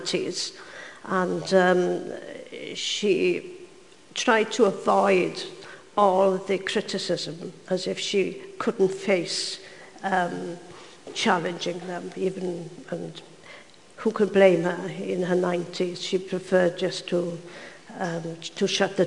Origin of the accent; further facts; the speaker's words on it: Swansea Valley, Wales, United Kingdom; I was brought up in Swansea Valley, where they spoke Welsh and English